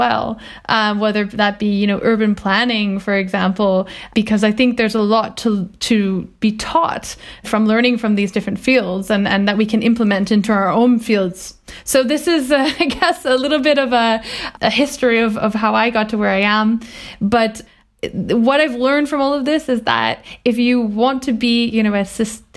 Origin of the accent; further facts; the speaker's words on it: Vancouver Island, British Columbia, Canada; I grew up on Vancouver Island in a very rural environment in the countryside.